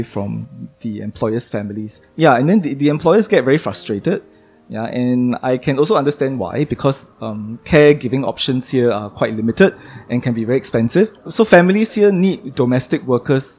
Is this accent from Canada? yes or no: no; Singapore; as a Singaporean representative